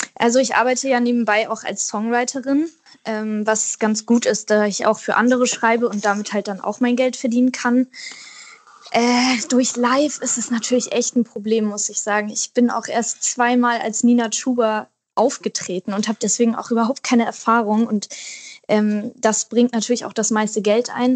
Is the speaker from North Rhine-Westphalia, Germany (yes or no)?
no; Wedel, Schleswig-Holstein, Germany; now in Berlin, Germany; meine Kindheit in Wedel war ganz toll